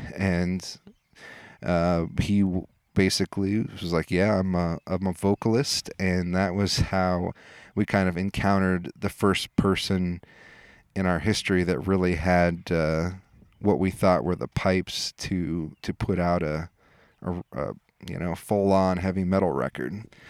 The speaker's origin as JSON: {"language": "English", "town": "Des Moines", "region": "Iowa", "country": "United States", "tie": "born or raised there", "said": "I grew up in Des Moines"}